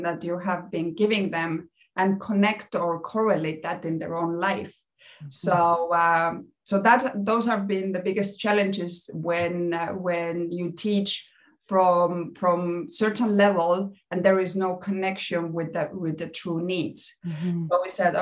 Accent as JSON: {"language": "English", "country": "Estonia", "moved": "as an adult", "lives_now": "Mexico", "said": "I'm originally from Estonia. I moved to Mexico almost 10 years ago."}